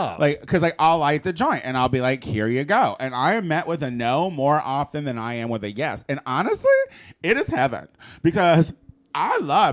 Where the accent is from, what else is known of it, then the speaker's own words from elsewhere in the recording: Chicago, Illinois, United States; now in Los Angeles, United States; I come from Chicago